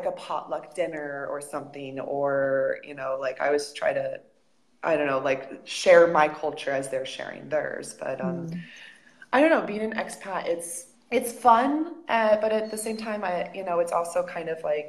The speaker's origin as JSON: {"language": "English", "country": "United States", "also_born_or_lived": "Spain", "moved": "as an adult", "said": "when I said I was from America, or even when I didn't and they heard my accent"}